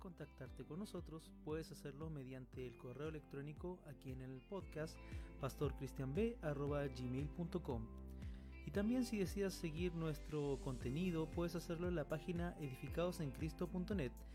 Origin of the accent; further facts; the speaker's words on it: Chile; nosotros somos de Chile, yo pertenezco a, una, la iglesia Comunidad del Camino